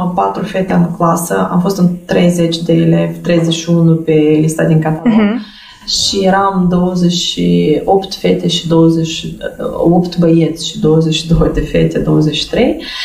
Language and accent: Romanian; Moldova; Eu am copilărit și sunt născut în satul Fetița